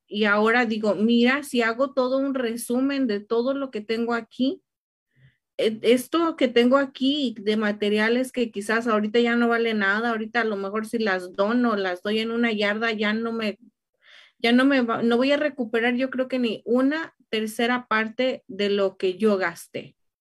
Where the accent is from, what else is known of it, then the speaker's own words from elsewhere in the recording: Mexico; now in Riverside, United States; soy mexicana